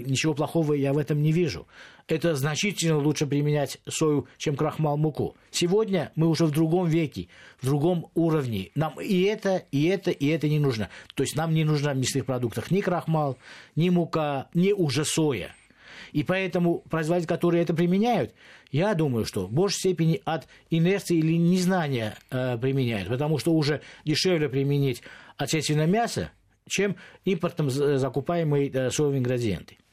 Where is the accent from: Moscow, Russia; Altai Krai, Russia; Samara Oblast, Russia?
Moscow, Russia; как москвич